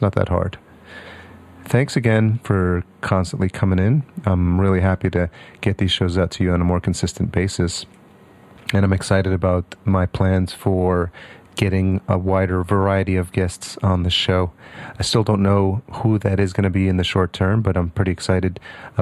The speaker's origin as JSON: {"language": "English", "region": "New York", "country": "United States", "tie": "born or raised there", "also_born_or_lived": "Syracuse", "said": "I grew up in New York"}